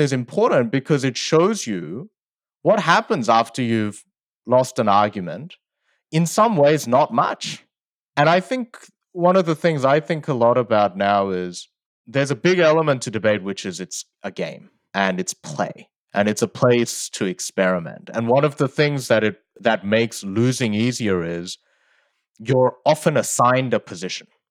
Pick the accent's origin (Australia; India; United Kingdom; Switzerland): Australia; Sydney, New South Wales; English is a second language; also born or lived in South Korea; I moved when I was eight from South Korea to Australia, and I didn't speak English at the time.